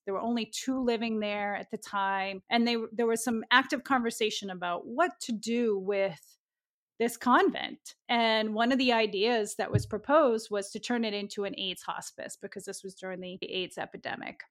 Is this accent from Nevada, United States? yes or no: no; Lowell, Massachusetts, United States; I grew up in Lowell, a very diverse working class city in the northeastern part of Massachusetts.